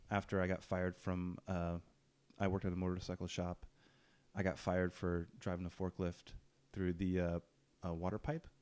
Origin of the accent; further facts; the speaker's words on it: Ukiah, California, United States; I'm from Ukiah